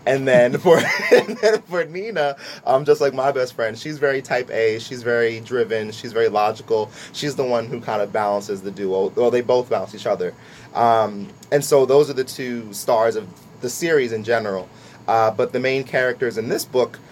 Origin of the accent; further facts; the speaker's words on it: Lawrenceville, United States; I grew up in Lawrenceville for most of my life